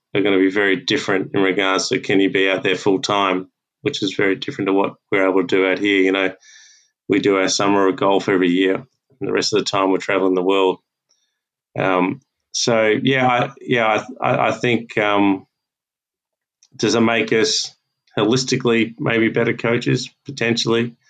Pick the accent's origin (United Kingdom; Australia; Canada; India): Australia; as Aussie coaches